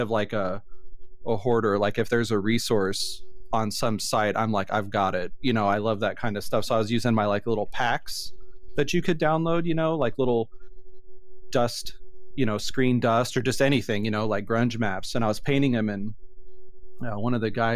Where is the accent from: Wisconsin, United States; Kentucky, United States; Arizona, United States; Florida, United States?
Arizona, United States; Phoenix; moved away; I'm from Phoenix, Arizona. I was born and raised there